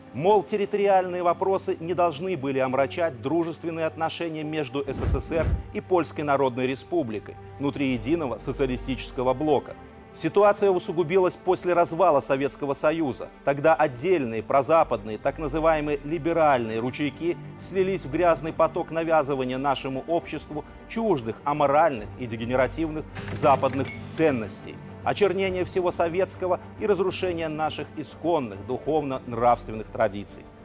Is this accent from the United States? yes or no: no; Belarus; мы, белорусы – не вдруг откуда-то взялись в центре Европы